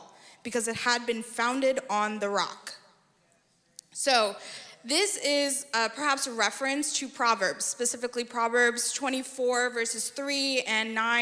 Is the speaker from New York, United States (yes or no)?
yes; New York, United States; now in Texas, United States; I hail from New York